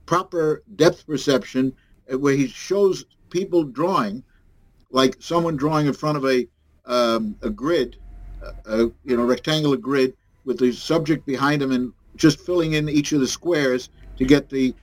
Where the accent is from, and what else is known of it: New York City, New York, United States